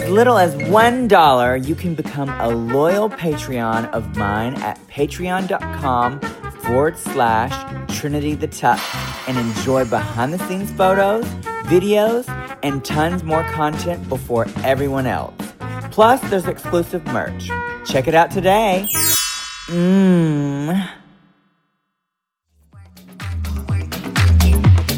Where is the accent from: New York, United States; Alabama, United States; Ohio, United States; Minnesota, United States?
Alabama, United States; now in Orlando, United States; I grew up in Alabama, so, like, we always had four seasons.